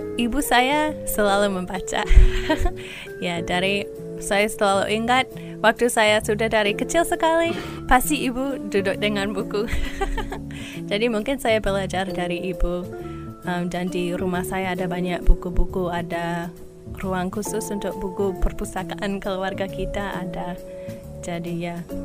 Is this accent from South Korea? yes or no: no; New York, United States; Indonesian is a second language; moved away as an adult; also born or lived in Los Angeles; now in Indonesia; Saya berasal dari New York. Saya lahir di New York pada tahun 1980